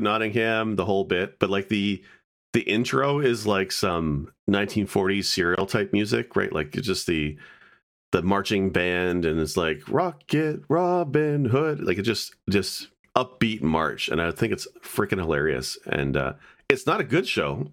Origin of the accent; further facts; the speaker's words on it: Canada; as Canadian